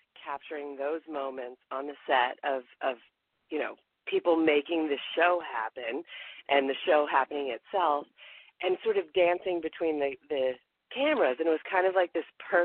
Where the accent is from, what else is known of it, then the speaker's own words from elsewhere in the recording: the South, United States; moved away; also born or lived in New York City; because I'm from the South